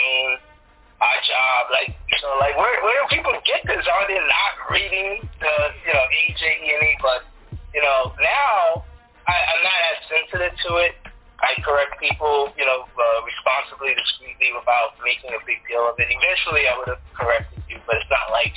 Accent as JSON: {"language": "English", "town": "New York City", "region": "New York", "country": "United States", "tie": "born or raised there"}